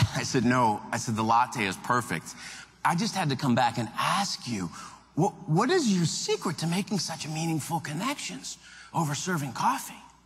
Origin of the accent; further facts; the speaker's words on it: Cleveland, Ohio, United States; now in Minneapolis, United States; I, live in Minneapolis, Minnesota, uh, but originally I'm from Cleveland, Ohio. And my mom still lives in Cleveland in the house we grew up